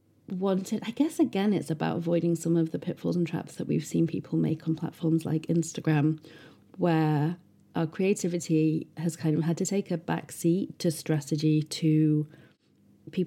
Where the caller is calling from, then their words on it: Yorkshire and the Humber, United Kingdom; Well, I'm writing this from Bronte country. In fact, I can see the hills out of my window